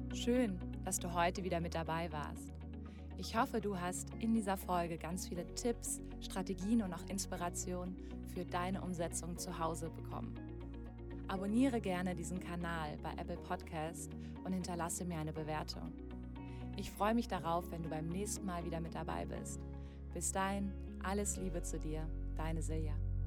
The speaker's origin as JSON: {"language": "German", "town": "Mainz", "region": "Rhineland-Palatinate", "country": "Germany", "moved": "yes", "lives_now": "Bali, Indonesia", "said": "Ich komme übrigens aus Mainz"}